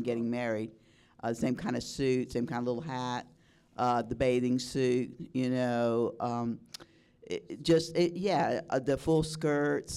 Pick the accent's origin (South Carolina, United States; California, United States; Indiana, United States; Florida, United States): Florida, United States; South; I had a great childhood growing up in South Florida